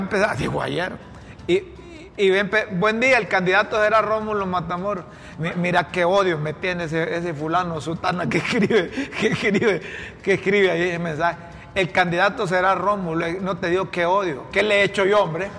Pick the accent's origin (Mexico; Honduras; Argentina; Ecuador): Honduras; como hondureño